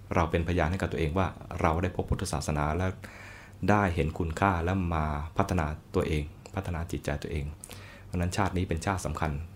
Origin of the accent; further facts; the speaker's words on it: Thailand; เราเกิดมาในแผ่นดินท่าน